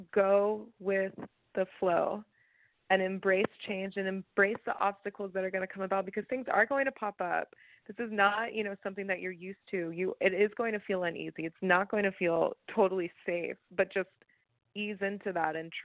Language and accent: English; Atlanta, Georgia, United States; moved away as an adult; now in Los Angeles, United States; I came from Atlanta, born and raised, and moved out here in 2017 after finishing my master's degree